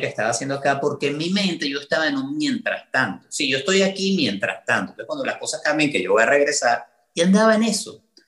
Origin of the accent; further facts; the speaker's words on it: Venezuela; moved away as an adult; now in United States; la misma cantidad de tiempo de la que viví en Venezuela